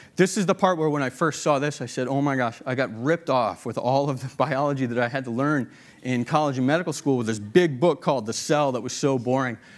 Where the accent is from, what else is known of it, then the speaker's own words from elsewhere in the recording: Boston, Massachusetts, United States; moved away; the Boston Globe, which we were pretty proud of. It's my hometown newspaper